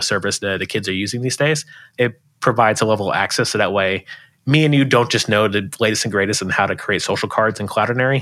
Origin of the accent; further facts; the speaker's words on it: Florida, United States; moved away as an adult; now in Bay Area, United States; I'm originally from Florida